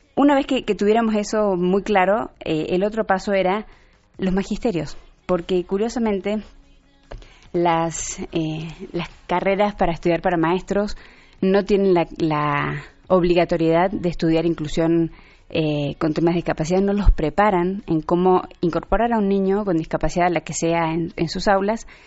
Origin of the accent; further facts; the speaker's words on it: Mexico; cómo somos los mexicanos